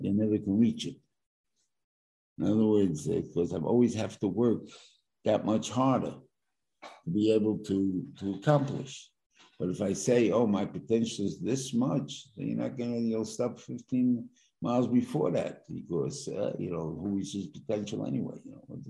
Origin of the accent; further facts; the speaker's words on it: New York, United States; I'm a New Yorker